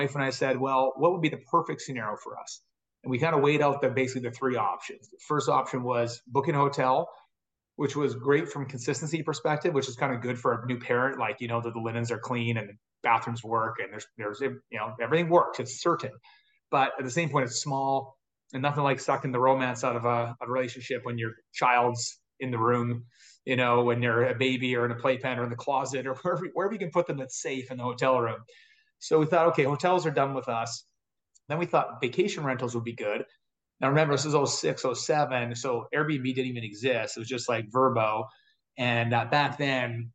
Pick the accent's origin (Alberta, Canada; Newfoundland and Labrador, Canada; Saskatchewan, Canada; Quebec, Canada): Alberta, Canada; Edmonton; also born or lived in Big Island, Hawaii; I'm from Edmonton, Canada